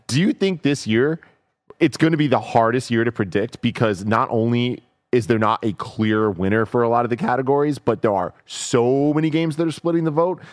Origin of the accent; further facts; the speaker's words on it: San Francisco, California, United States; me and a lot of my friends were born and raised in San Francisco